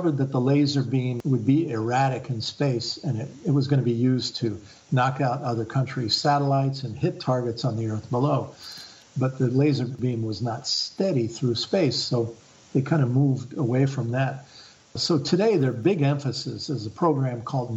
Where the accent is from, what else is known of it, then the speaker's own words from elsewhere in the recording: Bath, Maine, United States; my hometown in Bath, Maine, here in my town